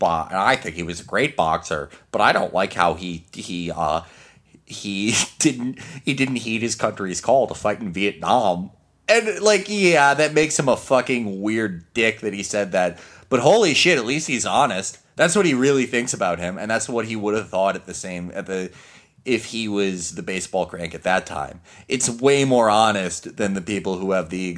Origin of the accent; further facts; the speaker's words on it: Chicago, Illinois, United States; I grew up 7 blocks away from where he lived, and I grew up in Chicago